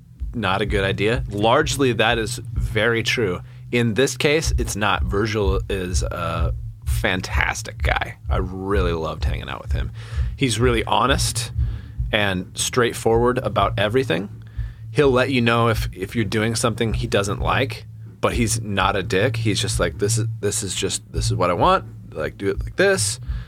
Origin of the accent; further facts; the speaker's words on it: Reading, South East England, United Kingdom; that's part of my whole thing growing up in a small town, growing up in Reading.